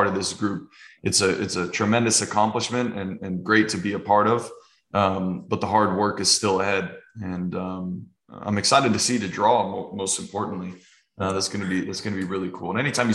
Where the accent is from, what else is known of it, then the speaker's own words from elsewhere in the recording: United States; us as an American